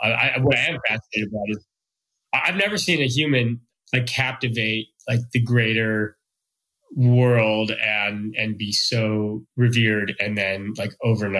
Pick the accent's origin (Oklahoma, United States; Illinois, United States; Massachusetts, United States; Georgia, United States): Illinois, United States; Chicago; I grew up in Chicago during the 90s.